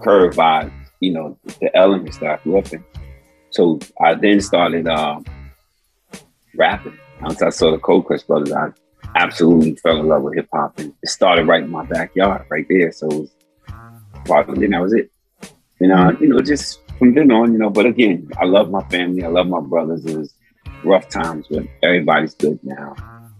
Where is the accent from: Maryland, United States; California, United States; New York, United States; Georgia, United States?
New York, United States; New York City; I'm born and raised in South Bronx